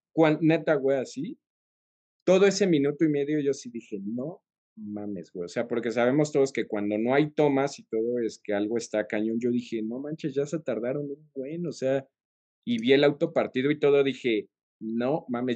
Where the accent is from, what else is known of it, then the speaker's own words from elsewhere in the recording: Mexico; somos mexicanos y somos aficionados a Checo